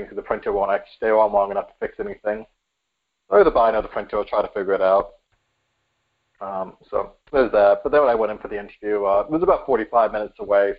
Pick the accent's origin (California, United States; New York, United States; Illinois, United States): New York, United States; New York City; now in Connecticut, United States; I am from New York City originally, Bronx, New York